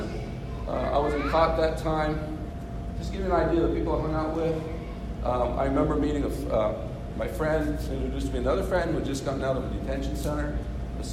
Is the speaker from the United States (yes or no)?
yes; Santa Fe, New Mexico, United States; moved away as an adult; also born or lived in Biloxi, Mississippi / Great Falls, Montana / McAllen; We grew up and were raised in Santa Fe.